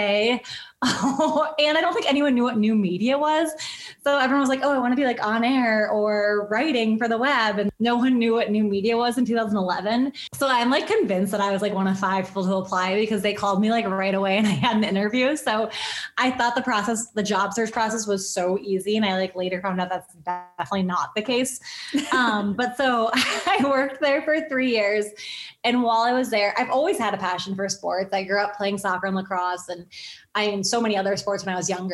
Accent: Buffalo, New York, United States; I grew up in Buffalo, so I grew up a Sabres fan

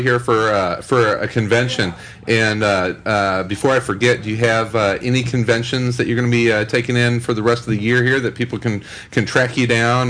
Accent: Southern Illinois, United States; I'm from Southern Illinois. I grew up not that far from Kentucky.

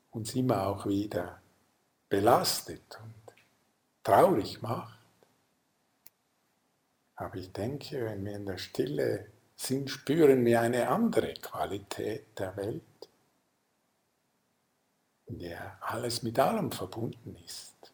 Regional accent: Lucerne, Switzerland; ich komme ja aus dem Sendor am Fluss in Luzern

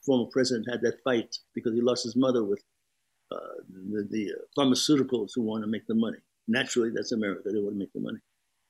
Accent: Brooklyn, New York, United States; Well, I grew up in a post-depression. And those people in Brooklyn in a post-depression, there was a blacklist happening.

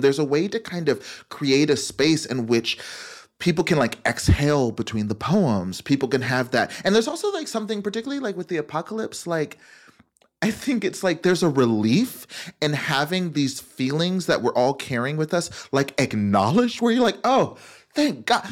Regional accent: Memphis, Tennessee, North Texas, United States; I was raised in, um, Memphis, Tennessee, and then the suburbs of, of North Texas. And so I grew up in the South

